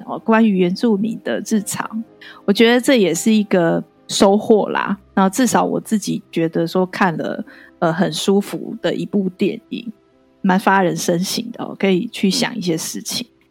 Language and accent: Chinese; Taiwan; 我其实身为台湾人